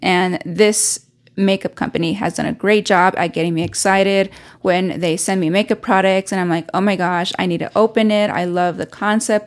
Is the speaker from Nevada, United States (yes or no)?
yes; Reno, Nevada, United States; moved away; I haven't been in my hometown since the pandemic